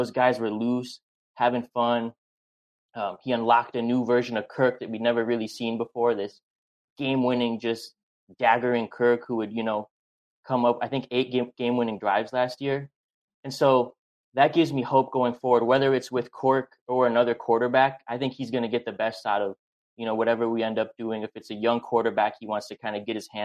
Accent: St. Louis Park, Minnesota, United States; I'm from Judd's neck of the woods, actually, St. Louis Park. Okay. Grew up there my whole life

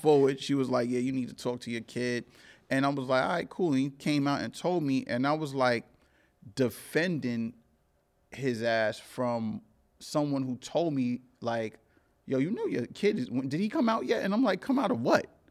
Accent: New York City, New York, United States; also born or lived in Cambria Heights, Queens; I grew up in Crown Heights and I grew up in Cambria Heights, which is a spot in Jamaica, Queens

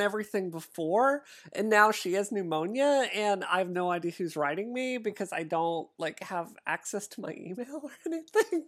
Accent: Mississippi, United States; I grew up in Mississippi.

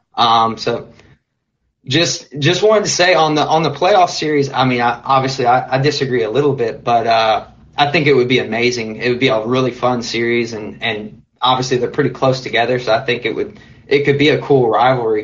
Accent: Memphis, Tennessee, United States; now in Dallas, United States; I grew up in Memphis, and so obviously a Memphis fan, but live in Dallas now

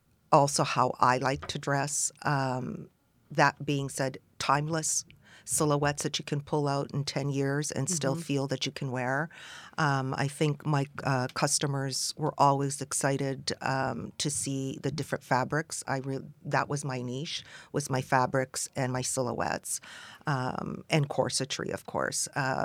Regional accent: Montreal, Quebec, Canada; also born or lived in Athens, Greece; Well, I was born in Athens to a Greek mother and an Egyptian father, and we immigrated when I was 6 months old to Montreal.

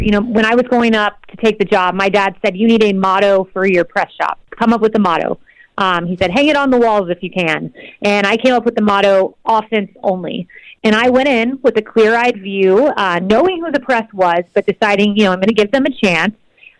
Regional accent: Plant City, Florida, United States; I grew up in Plant City, Florida, go to this Baptist church, and then I take that with me to the White House

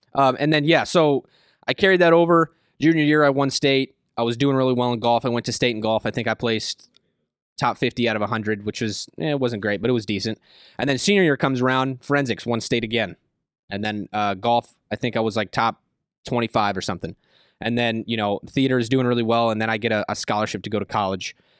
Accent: Tonganoxie, Kansas, United States; Kansas is where I say I'm from. I lived there for, like, seven, eight years. I mean, I, I, I moved there when I was, when I was in middle school, so I pretty much just say I'm from Kansas

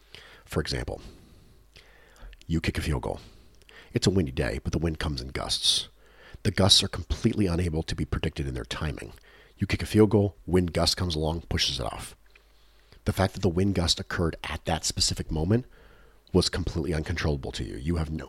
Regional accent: Australia; But I'm also an Australian, so my American football knowledge isn't strong enough to allow me to easily recognize luck in a sport when I see it.

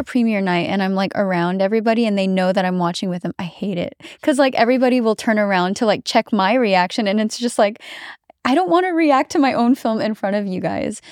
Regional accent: Philippines; now in United States; I am American and I grew up in America, I've spent more time in the Philippines

